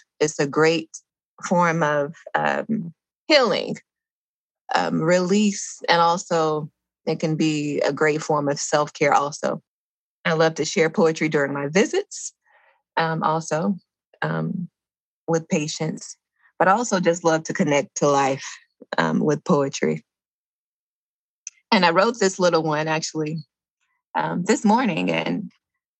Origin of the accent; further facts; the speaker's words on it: Dublin, Georgia, United States; I grew up in a little small town in Georgia called Dublin, Georgia.